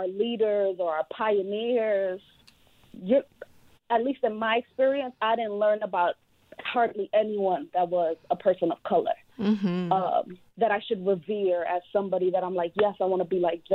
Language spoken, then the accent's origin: English; New York, United States; I come from New York